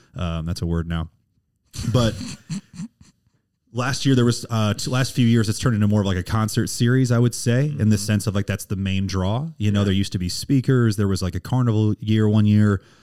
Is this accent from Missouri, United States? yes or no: yes; St. Charles, Missouri, United States; moved away as an adult; also born or lived in Springfield, Missouri; now in Kansas City, United States; I'm from St. Charles, right, right outside St. Yeah. Louis